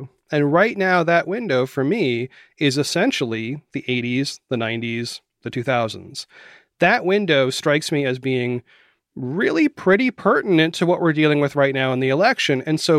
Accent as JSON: {"language": "English", "region": "Florida", "country": "United States", "tie": "born or raised there", "also_born_or_lived": "Maine / West Virginia", "said": "I was born in Maine. I lived all over the Northeast. We moved a lot when I was a child, and I ended up in Florida, and my family is from West Virginia."}